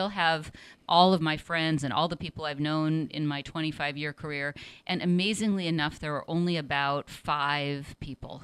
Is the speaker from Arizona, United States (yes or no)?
no; Seattle, Washington, United States; also born or lived in New York City; now in San Francisco, United States; I'm originally from Seattle.